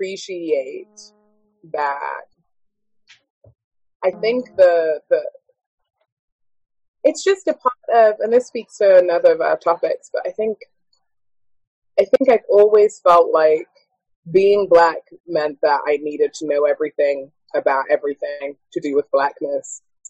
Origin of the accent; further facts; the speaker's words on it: United Kingdom; Afro-Caribbean. That's what I am. Whereas here, I'm African-American until you hear me speak, and then I'm British.